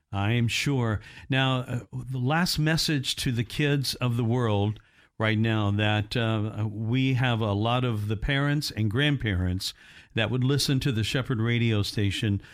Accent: Indiana, United States; I'm from Indiana, uh, originally

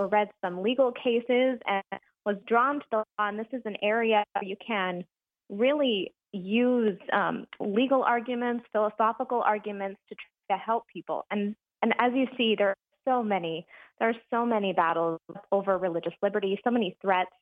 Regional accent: California, United States; also born or lived in East Coast; now in Little Rock, Arkansas, United States; I'm originally from California, and I've jumped around a little bit.

